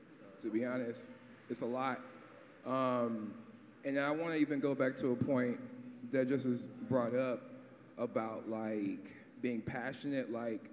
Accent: Atlanta, Georgia, United States; growing up in Atlanta

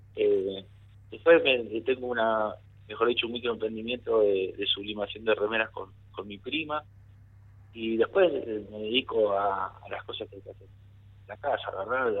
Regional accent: Merlo, Buenos Aires Province, Argentina; yo soy de Mariana Costa, Merlo

